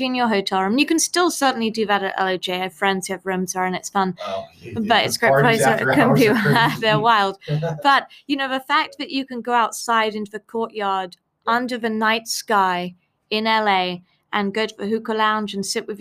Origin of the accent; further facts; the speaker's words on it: United Kingdom; I'm British